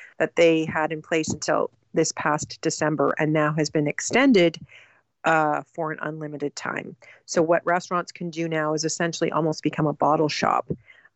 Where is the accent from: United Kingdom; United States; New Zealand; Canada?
Canada; We definitely are Canadian and we're proud of being Canadian.